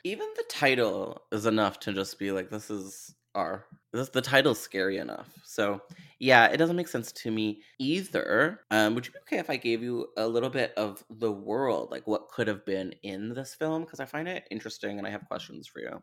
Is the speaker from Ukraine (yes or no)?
no; Canada; as a Canadian